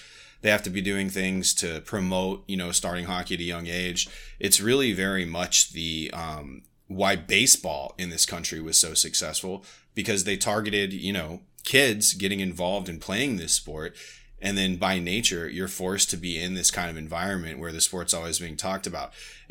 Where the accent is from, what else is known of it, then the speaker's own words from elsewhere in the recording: Virginia, United States; also born or lived in Nebraska; me growing up on the East Coast, like, you know, hockey was not a main thing where I grew up in Virginia, like in the DMV, and, you know, even when I lived in the Midwest in Nebraska.